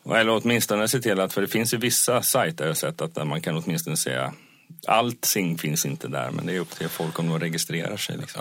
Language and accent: Swedish; Småland, Sweden; moved away; jag kommer ju själv ner från Småland